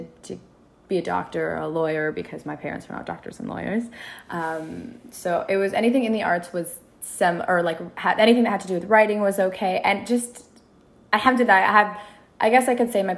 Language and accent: English; Minneapolis, Minnesota, United States; moved away as an adult; also born or lived in Sudan (ancestry); now in Los Angeles, United States; I was born and raised in Minneapolis. I'm originally Sudanese. I moved to LA a couple of years ago.